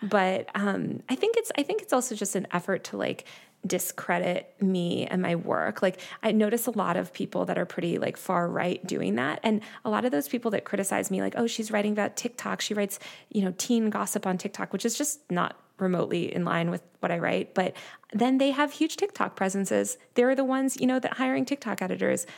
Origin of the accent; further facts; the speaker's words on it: New York City, New York, United States; I'm from New York City originally